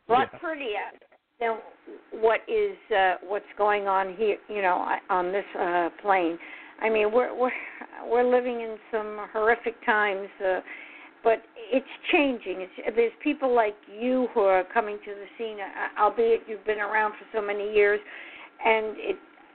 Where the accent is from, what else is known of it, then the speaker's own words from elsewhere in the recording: New York, United States; I'm just kidding. I grew up in New York, remember?